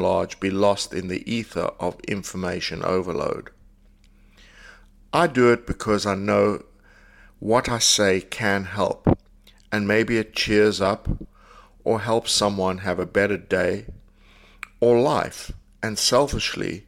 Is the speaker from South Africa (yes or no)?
yes; South Africa; I grew up in South Africa